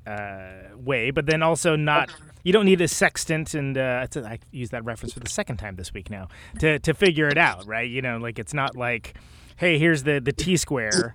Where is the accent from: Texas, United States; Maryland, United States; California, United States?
California, United States; Bay Area; I'm from California. I'm from Bay Area